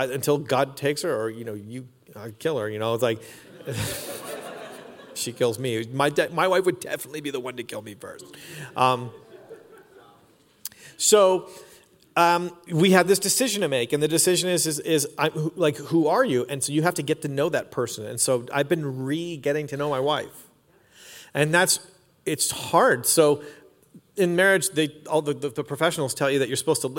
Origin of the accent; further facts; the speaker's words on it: Canada; I'm Canadian